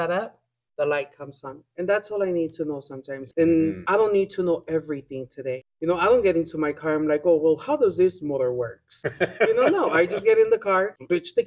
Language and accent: English; Guatemala; I was born in Guatemala.